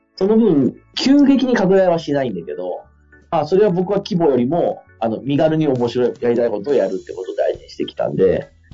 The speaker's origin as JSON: {"language": "Japanese", "region": "Fukui", "country": "Japan", "tie": "born or raised there", "said": "地元の福井でやってる会社も"}